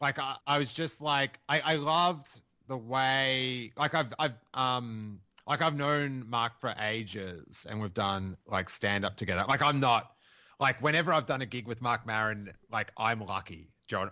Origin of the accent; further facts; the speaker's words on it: Rosebud, Victoria, Australia; I grew up in Rosebud